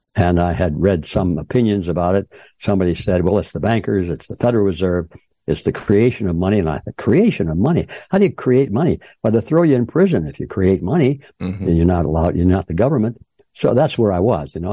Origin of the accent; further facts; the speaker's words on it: Detroit, Michigan, United States; moved away as an adult; also born or lived in Los Angeles; I was uh, born and raised in Detroit, Michigan, in that general area